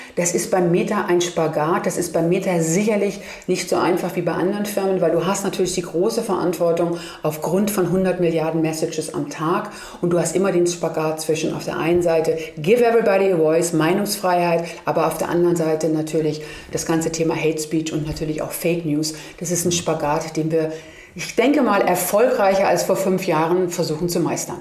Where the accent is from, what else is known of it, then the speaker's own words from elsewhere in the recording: Germany; Ich wurde immer gefragt, woher kommst du? Ja, Germany.